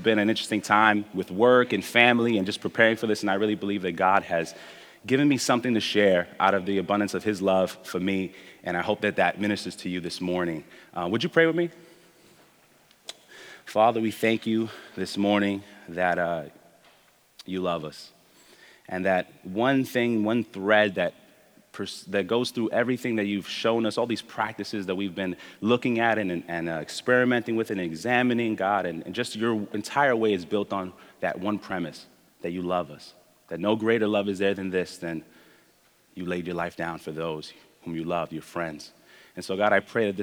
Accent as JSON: {"language": "English", "town": "New York City", "region": "New York", "country": "United States", "tie": "born or raised there", "also_born_or_lived": "Spanish Harlem, Manhattan, New York", "said": "I'm one of the resident Brooklynites in the community. I was raised in Midwood."}